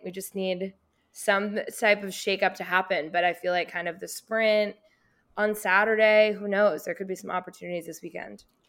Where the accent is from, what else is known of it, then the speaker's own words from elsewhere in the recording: Boston, Massachusetts, United States; I grew up in Boston